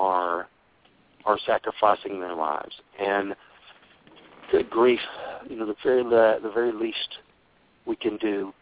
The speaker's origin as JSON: {"language": "English", "country": "United States", "said": "being an American"}